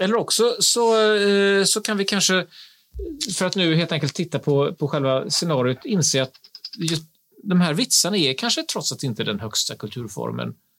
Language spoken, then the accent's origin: Swedish; Gothenburg, Västra Götaland, Sweden; som göteborgare